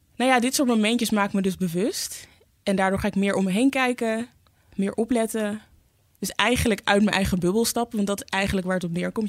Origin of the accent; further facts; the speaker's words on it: Amsterdam, North Holland, Netherlands; ik ben in Zuidoost opgegroeid.